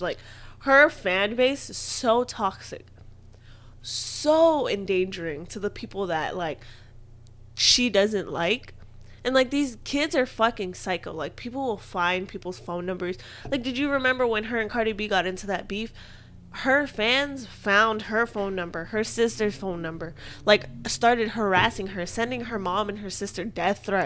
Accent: Hawaii, United States; I'm Hawaiian

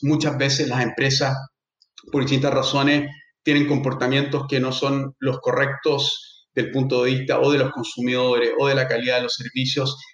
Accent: Chile; nosotros como chilenos y, abogados

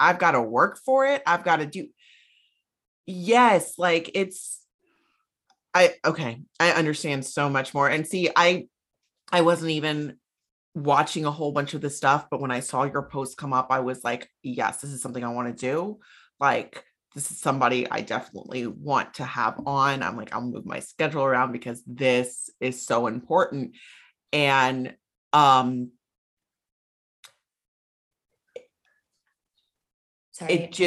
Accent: United States; speaking as an American

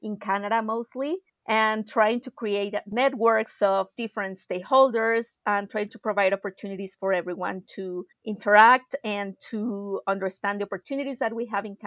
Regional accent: Mexico City, Mexico; moved away; I'm originally from Mexico City.

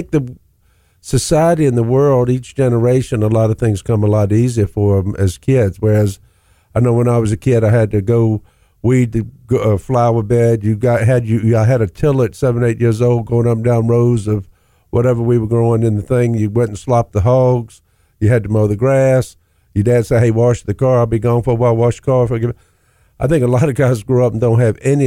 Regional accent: Virginia, United States; I grew up in Virginia

